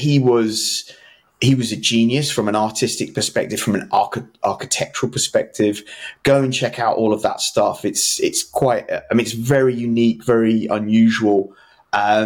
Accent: London, United Kingdom; I'm from London

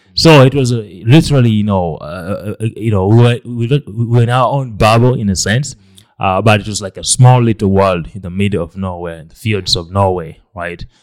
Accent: Lira, Northern Region, Uganda; was born in, in Uganda. I grew up here in Lera, in, uh, the northern part of Uganda.

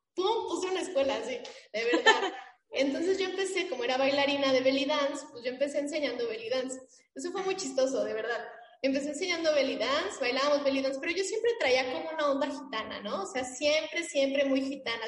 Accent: Mexico; saber quiénes somos como mexicanos

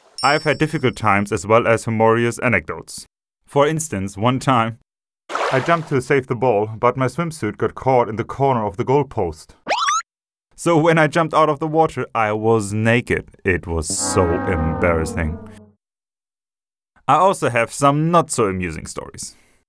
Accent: Thessaloniki, Central Macedonia, Greece; I'm 19 years old. I'm from Thessaloniki.

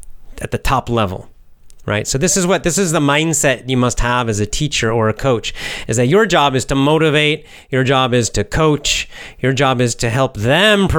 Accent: United States; Yes, I'm American

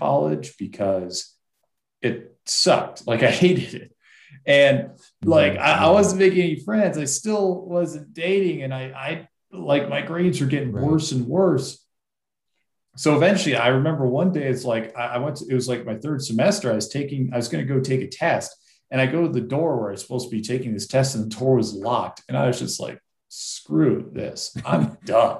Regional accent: Massachusetts, United States; I grew up in Massachusetts

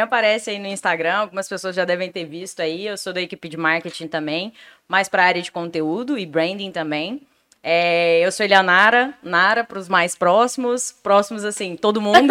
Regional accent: Itapuranga, Goiás, Brazil; moved away as an adult; also born or lived in Goiânia; now in Vitória, Brazil; Eu nasci em Itapuranga, uma cidadezinha bem pequenininha do interior de Goiás

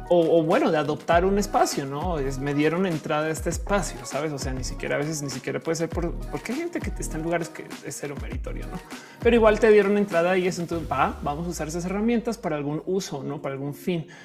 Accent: Mexico; Hola, soy mexicana. este soy este eh, posgraduada.

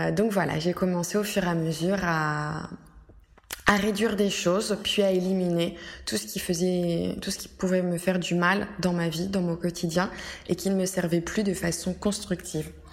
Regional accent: France; moved away as an adult; now in Rome, Italy; Je suis française à la base

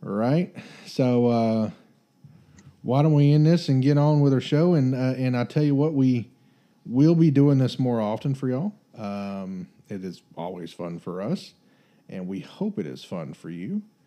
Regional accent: Texas, United States

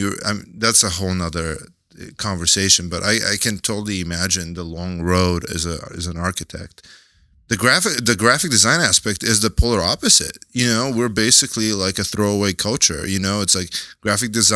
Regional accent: Bulgaria; also born or lived in Seattle, United States / San Francisco, United States; now in New York, United States; I'm originally from Bulgaria. I migrated to the United States in 97. Me and my mom moved to Seattle. I lived there through high school.

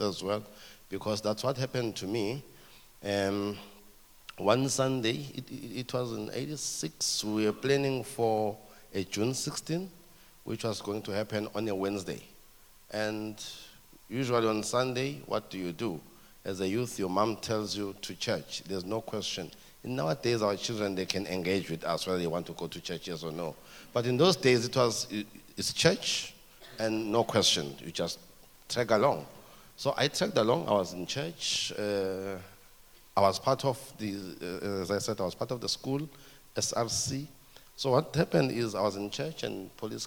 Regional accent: Ermelo, Mpumalanga, South Africa; I grew up in Ermelo. In Ermelo is in Mpumalanga, southeastern Transvaal.

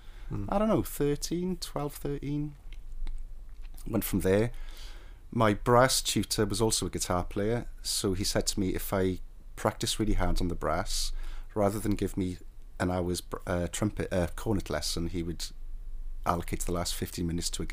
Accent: Cardiff, Wales, United Kingdom; moved away; I've always considered myself a Cardiff boy

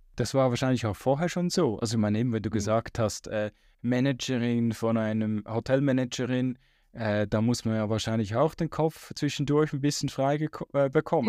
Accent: Switzerland; bei uns in der Schweiz

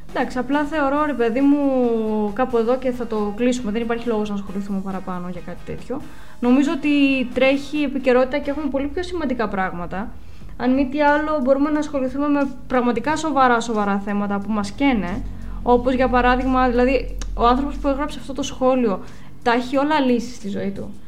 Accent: Greece; σαν Ελληνίδα

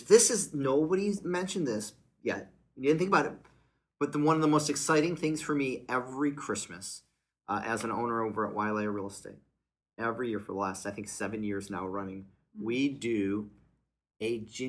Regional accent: Joliet, Illinois, United States; when I grew up in Joliet, Illinois, there was a lot of little cafe, little restaurants.

